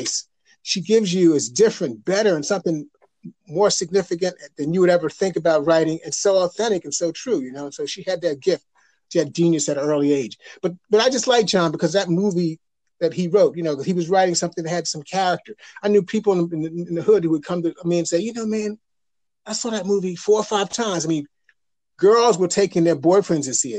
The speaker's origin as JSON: {"language": "English", "region": "the North", "country": "United States", "tie": "born or raised there", "said": "I grew up in the North"}